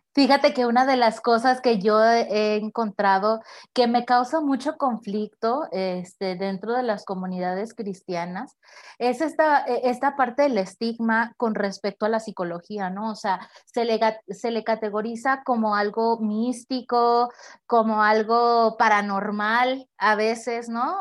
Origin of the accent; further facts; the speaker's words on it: Tepic, Nayarit, Mexico; soy originaria de Tepic Nayarit